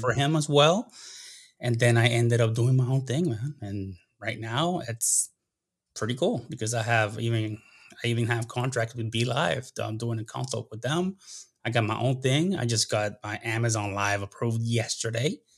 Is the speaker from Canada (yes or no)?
no; Puerto Rico; accent: less of an accent than usual Puerto Rican; moved away as an adult; also born or lived in Dayton, Ohio / South America / Kuwait; Grew up and, and until I was seventeen years old in Puerto Rico